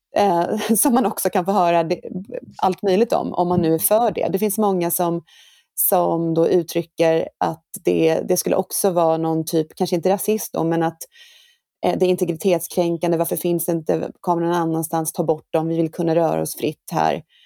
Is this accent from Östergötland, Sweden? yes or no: yes; Norrköping, Östergötland, Sweden; Jag är ju född och uppvuxen i, i Norr, Norrköping